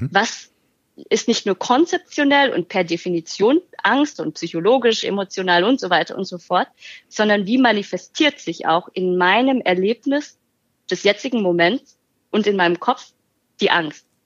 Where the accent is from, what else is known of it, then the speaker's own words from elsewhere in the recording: Germany; born there; 31 Jahre alt, gebürtige Deutsche